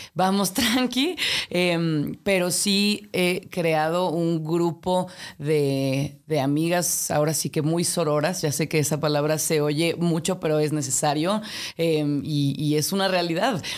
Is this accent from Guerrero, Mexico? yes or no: no; Mexico City, Mexico; aquí nací, aquí crecí, de aquí son mis padres